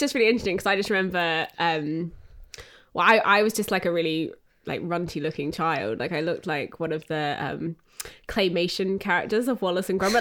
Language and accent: English; Australia; moved away as an adult; now in United Kingdom; growing up in Australia